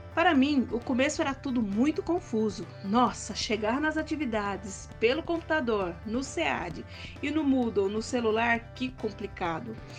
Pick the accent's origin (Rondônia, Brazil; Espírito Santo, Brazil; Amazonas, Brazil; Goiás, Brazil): Goiás, Brazil; sou goiana